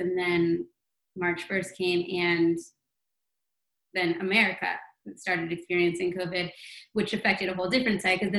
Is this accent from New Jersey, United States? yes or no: no; New York, United States; I think as a New Yorker, we're all still skeptical and frown upon that a bit.